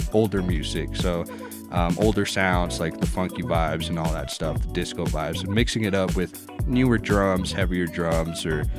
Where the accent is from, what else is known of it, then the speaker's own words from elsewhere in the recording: Telluride, Colorado, United States; also born or lived in Montrose, Colorado; I grew up here